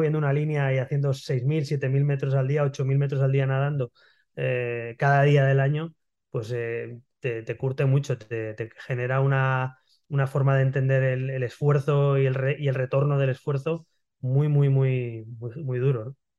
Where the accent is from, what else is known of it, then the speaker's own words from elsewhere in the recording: Barcelona, Catalonia, Spain; also born or lived in Madrid; Yo soy, yo soy nacido en Barcelona, en el año 79, en Barcelona, en la Barceloneta, que es el barrio eh, marinero, digamos, de Barcelona